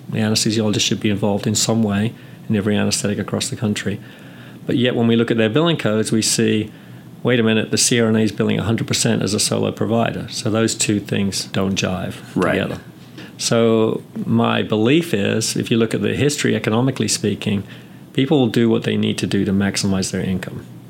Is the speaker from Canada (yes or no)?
no; England, United Kingdom; moved away as an adult; also born or lived in California / North Carolina; now in United States; I'm from England and I graduated from nursing school in the UK back in 86. Came to the US soon after